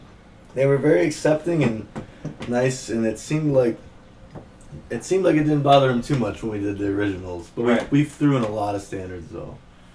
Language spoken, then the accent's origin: English; Aurora, Illinois, United States; now in Chicago, United States; I grew up in Aurora, Illinois. And then when I was 18, I moved to Chicago.